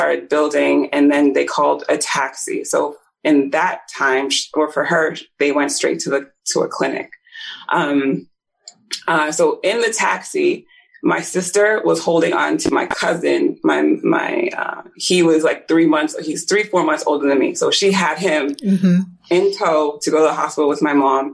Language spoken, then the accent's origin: English; Nigeria; I was born in Nigeria